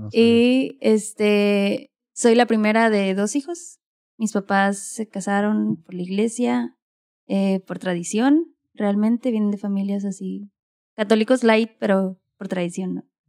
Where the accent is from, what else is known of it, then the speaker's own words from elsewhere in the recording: Mexicali, Baja California, Mexico; Yo nací en Mexicali, soy cachanilla